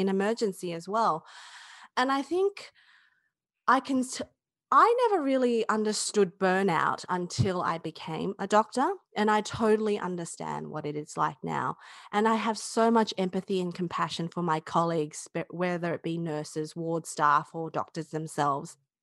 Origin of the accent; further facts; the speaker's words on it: Australia; I'm Chinese Australian